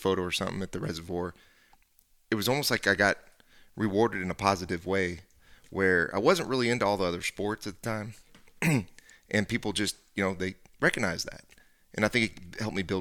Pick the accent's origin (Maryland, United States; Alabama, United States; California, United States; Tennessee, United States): California, United States; San Francisco Bay Area; we grew up in the San Francisco Bay Area